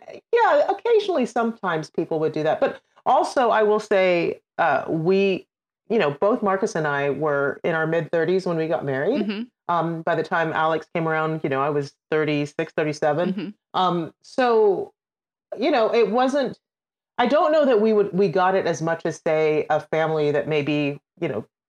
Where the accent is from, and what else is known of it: Trinidad & Tobago; born or raised there; moved away as an adult; also born or lived in United Kingdom; now in United States